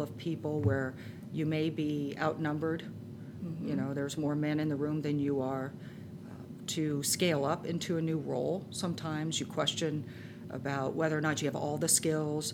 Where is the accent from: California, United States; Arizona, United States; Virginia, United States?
California, United States; Orange County, Southern; moved away as an adult; also born or lived in upstate New York / San Francisco area; I grew up in Southern California in Orange County, and I moved to upstate New York.